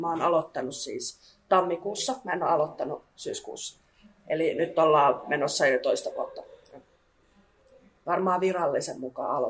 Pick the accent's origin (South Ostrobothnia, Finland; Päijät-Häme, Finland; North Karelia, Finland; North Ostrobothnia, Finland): Päijät-Häme, Finland; Lahti; moved away as an adult; now in Kouvola, Finland; mä oon 22-vuotias ja mä oon kotoisin Lahdesta.